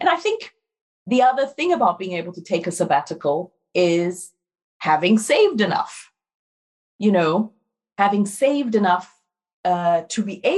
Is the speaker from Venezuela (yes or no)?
no; Ghana; born there; moved away; also born or lived in Brazil / France; Like, I was born in Ghana, I lived in Brazil, I went to university in France. I can travel.